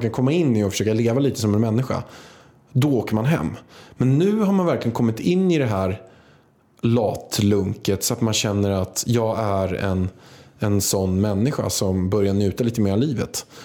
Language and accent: Swedish; Vaxholm, Stockholm County, Sweden; För att min mormor kommer från Vaxholm.